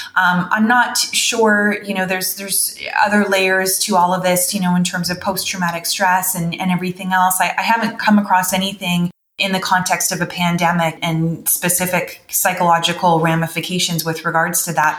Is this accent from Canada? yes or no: yes; Canada; also born or lived in North Carolina; as a Canadian